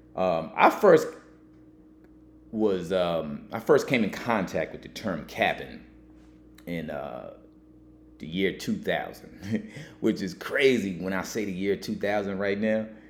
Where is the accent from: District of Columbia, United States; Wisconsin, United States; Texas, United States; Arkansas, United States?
Texas, United States; now in New York, United States; I grew up in Texas as a kid